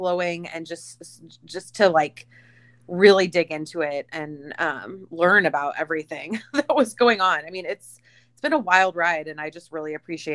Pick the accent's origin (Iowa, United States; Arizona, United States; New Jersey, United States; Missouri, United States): Iowa, United States; I'm Iowa